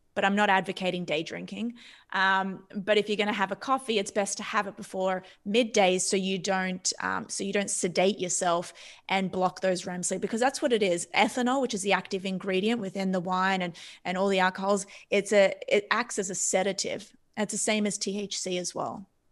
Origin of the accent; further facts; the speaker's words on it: Australia; moved away; I come from Australia. My parents are from Cyprus